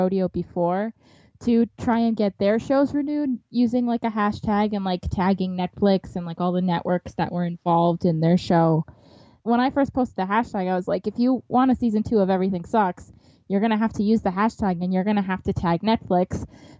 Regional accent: Wisconsin, United States; my home state of Wisconsin

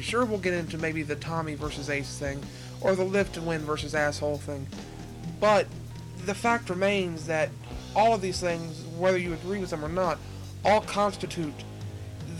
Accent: Nicholasville, Kentucky, United States; I'm from Nicholasville, Kentucky, which is just directly south of Lexington

